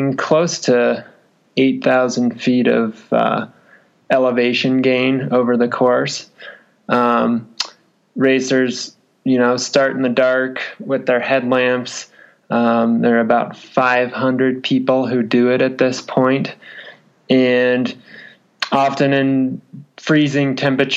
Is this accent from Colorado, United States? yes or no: yes; Crested Butte, Colorado, United States; I was born and raised in Crested Butte